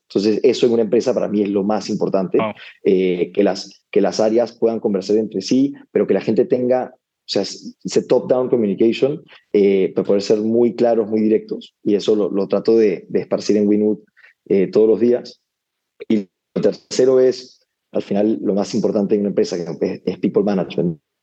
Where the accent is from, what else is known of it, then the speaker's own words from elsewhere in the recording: Lima, Peru; moved away as an adult; also born or lived in United States; nací, y crecí en Lima